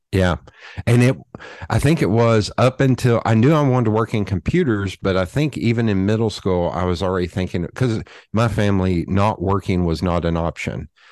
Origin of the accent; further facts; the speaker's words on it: Knoxville, Tennessee, United States; I am born and raised in Knoxville, Tennessee